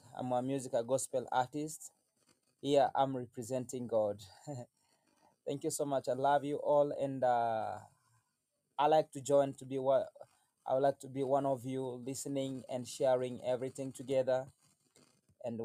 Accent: Tanzania; now in Kenya; I'm from Tanzania, but right now I am in Kenya

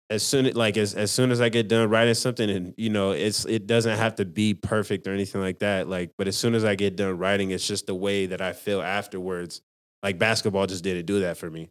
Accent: Salt Lake City, Utah, United States; also born or lived in Rose Park / Magna; I was born in Salt Lake City, Utah

